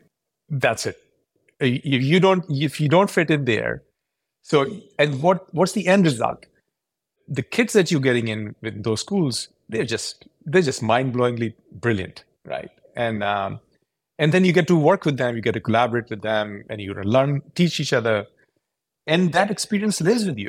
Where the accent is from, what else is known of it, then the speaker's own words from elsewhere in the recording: Karachi, Sindh, Pakistan; moved away as an adult; also born or lived in Purdue, Indiana, United States; now in Silicon Valley, United States; I was born there. I grew up in Karachi.